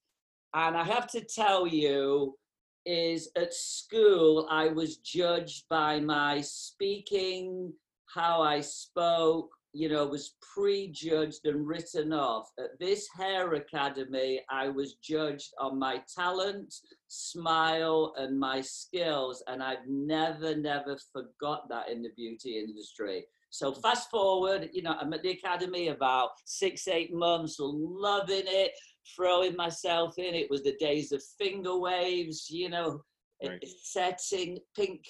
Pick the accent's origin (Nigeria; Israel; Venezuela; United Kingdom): United Kingdom; England; moved away; also born or lived in North America; I was growing up in England. I'm from England originally.